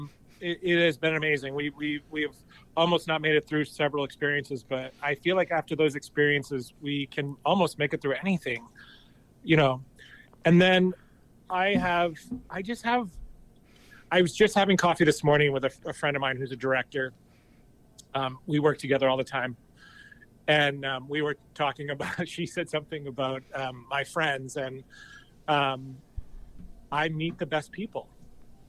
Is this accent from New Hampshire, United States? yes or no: yes; New Hampshire, United States; I grew up in this little town in New Hampshire